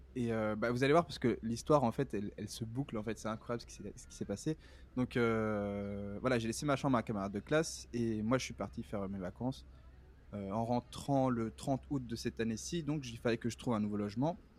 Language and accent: French; Brussels, Brussels-Capital Region, Belgium; moved away as an adult; now in New York, United States; je suis né à Bruxelles, en Belgique.